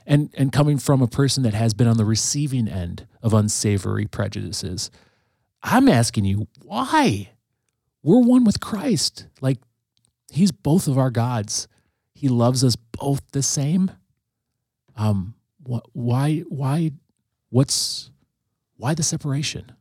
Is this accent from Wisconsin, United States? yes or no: yes; Green Bay, Wisconsin, United States; I grew up, I grew up in the, in the nineties. Um, the city of Green Bay looked vastly different in, in the nineteen nineties